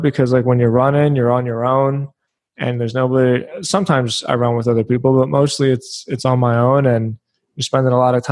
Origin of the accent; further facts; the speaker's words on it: Philadelphia, Pennsylvania, United States; also born or lived in Edinburgh, Scotland (ancestry); now in Florida, United States; we grew up in Philadelphia